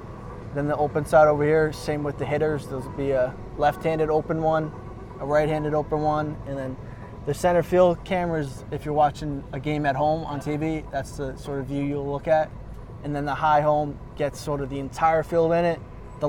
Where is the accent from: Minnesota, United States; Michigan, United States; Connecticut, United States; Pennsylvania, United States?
Connecticut, United States; Stamford; Stamford, Connecticut.